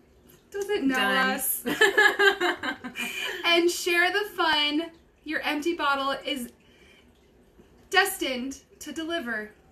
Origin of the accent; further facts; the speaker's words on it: California, United States; moved away as an adult; now in Arizona, United States; we're both from California.